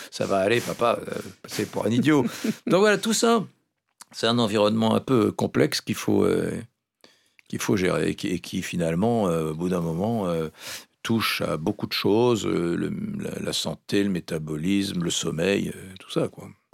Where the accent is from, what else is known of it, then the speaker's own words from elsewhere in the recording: Gascony, Nouvelle-Aquitaine, France; chez moi en Gascogne, j'ai un oncle qui était vraiment euh, fan de phytothérapie dans les années 60-70